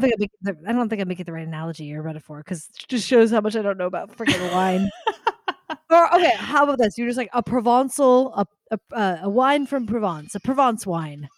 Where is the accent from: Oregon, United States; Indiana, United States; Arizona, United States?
Arizona, United States; Tucson; I grew up in Tucson.